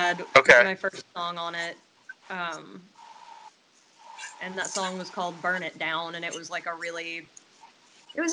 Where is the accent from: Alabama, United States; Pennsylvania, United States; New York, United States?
Alabama, United States; accent: twang; I'm from Alabama